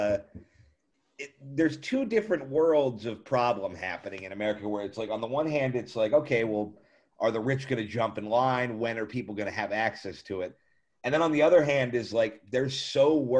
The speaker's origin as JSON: {"language": "English", "country": "United States", "said": "I'm American"}